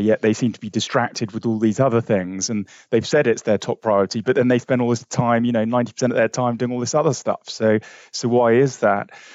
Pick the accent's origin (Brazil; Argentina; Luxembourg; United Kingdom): United Kingdom; London; I was brought up in West London